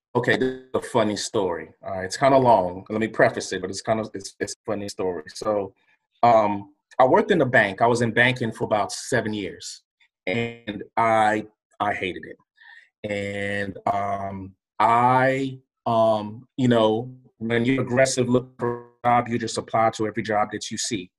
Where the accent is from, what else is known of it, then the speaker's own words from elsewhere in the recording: Durham, North Carolina, United States; also born or lived in Lagos, Nigeria; I came straight from Lagos, Nigeria to Durham, North Carolina